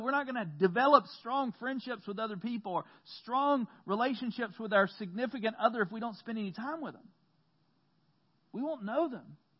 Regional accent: the South, United States; growing up in the South

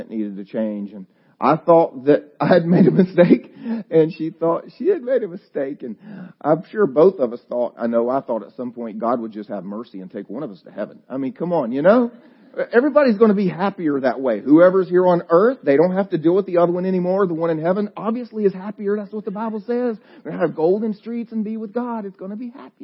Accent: the South, United States; I'm from the South

